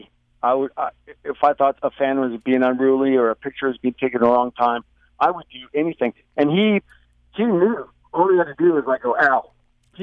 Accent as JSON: {"language": "English", "country": "Canada", "moved": "as an adult", "lives_now": "United States", "said": "I'm Canadian, but I promise you, I'm American. I've lived here since 1985, and I still hold a Canadian passport, but I'm American."}